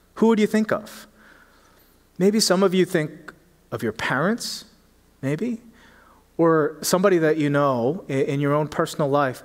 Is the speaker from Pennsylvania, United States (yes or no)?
yes; Philadelphia, Pennsylvania, United States; moved away; I grew up in Philly